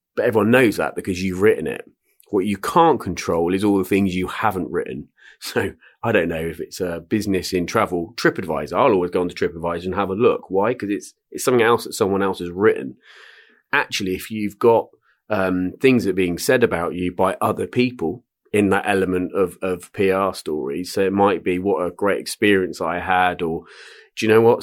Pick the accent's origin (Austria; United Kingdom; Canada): United Kingdom; Swindon, South West England; I'm, uh, born and bred in Swindon, Wiltshire